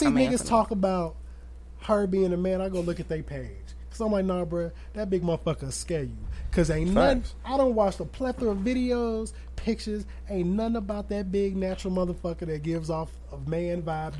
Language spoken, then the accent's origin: English; Aurora, United States; born there; I was born on March 2nd, 1989 in Mercy Hospital.